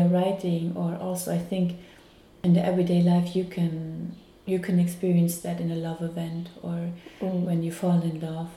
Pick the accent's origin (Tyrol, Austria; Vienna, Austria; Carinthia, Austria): Carinthia, Austria; I'm also from Carinthia, and he was also living in the same street like my grandfather.